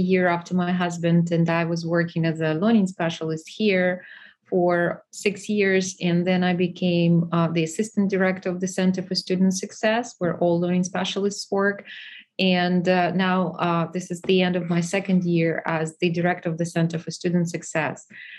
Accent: Ukraine; moved away as an adult; I'm from Ukraine originally. I was educated for doctoral level in Ukraine. As a matter of fact, I got my doctoral degree from Kharkiv National University

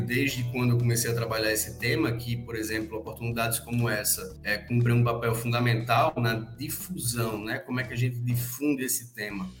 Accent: Rio Grande do Norte, Brazil; now in Rio Grande do Sul, Brazil; Eu tô, eu tô no Rio Grande do Sul, mas eu sou do Rio Grande do Norte

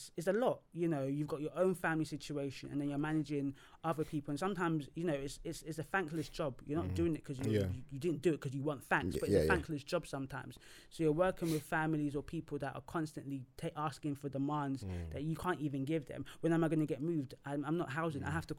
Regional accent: Nigeria; because me as a Nigerian person, I've met some Nigerians that don't want me to even be their worker because I'm Nigerian.

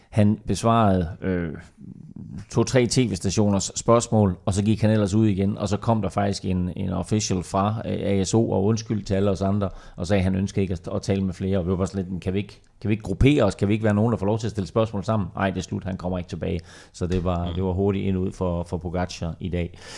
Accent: Denmark

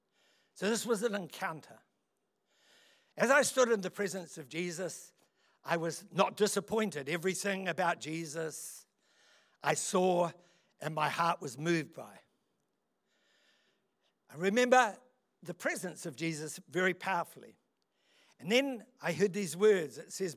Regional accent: Otaki, Wellington, New Zealand; also born or lived in London; I'm a country boy. I come from Otaki

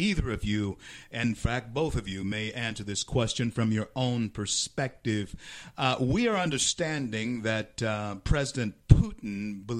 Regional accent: Shreveport, Louisiana, United States; from Word of God Ministries in Shreveport, Louisiana, my hometown, my home church.

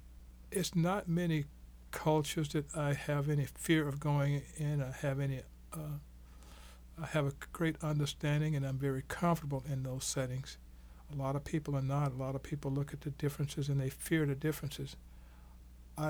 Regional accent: Mexico; But I come from Mexico.

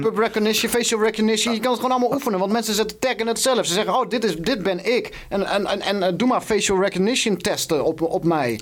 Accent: Wageningen, Gelderland, Netherlands; waar ik vandaan kom. Wageningen.

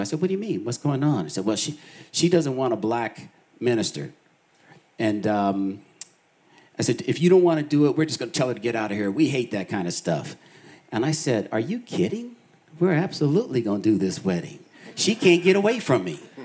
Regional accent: Boulder, Colorado, United States; I was four years old, and um, my brother and I, my family moved to Boulder, Colorado

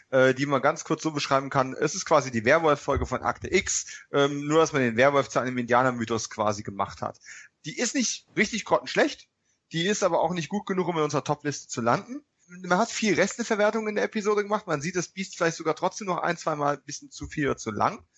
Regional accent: Bavaria, Germany; Ihr wisst ja, ich komme aus Bayern, ne?

